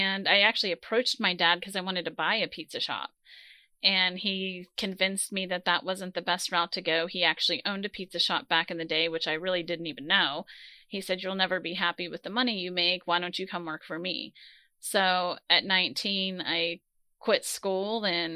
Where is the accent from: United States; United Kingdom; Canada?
United States; Pittsburgh, Pennsylvania; also born or lived in New Jersey; So initially, we moved to Pittsburgh from New Jersey, but I was very young, probably 3 or 4 years old. So just outside of Pittsburgh, north in the Cranberry area, and, you know, just went to school at Seneca Valley High School here